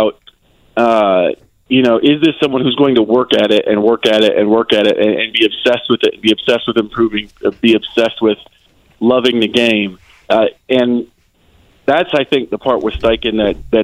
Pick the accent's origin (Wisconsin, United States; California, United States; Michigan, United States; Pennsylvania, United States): Wisconsin, United States; moved away; I'm from Wisconsin